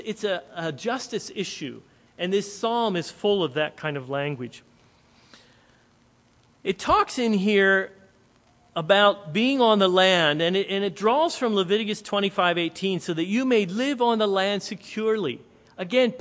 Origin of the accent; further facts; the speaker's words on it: Lancaster County, Pennsylvania, United States; moved away; We're here in Lancaster County